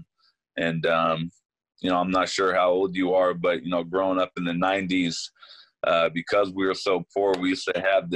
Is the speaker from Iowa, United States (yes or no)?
no; Sacramento, California, United States; somebody that was born and raised in Sacramento